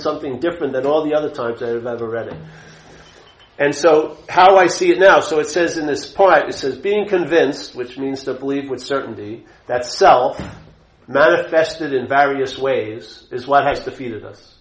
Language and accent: English; Long Island, New York, United States; I grew up a Catholic in Long Island, New York